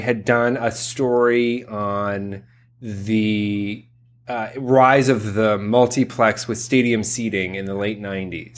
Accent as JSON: {"language": "English", "town": "Columbus", "region": "Ohio", "country": "United States", "tie": "born or raised there", "said": "my hometown of Columbus, Ohio"}